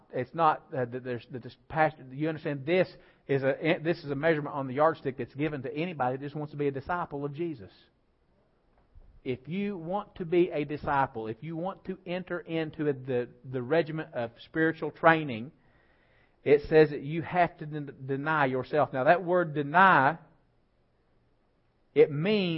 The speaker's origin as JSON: {"language": "English", "country": "United States", "said": "I'm an American"}